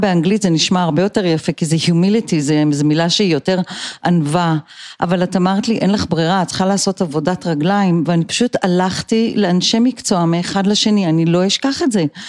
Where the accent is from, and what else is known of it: Israel; born or raised there; also born or lived in United States / Colorado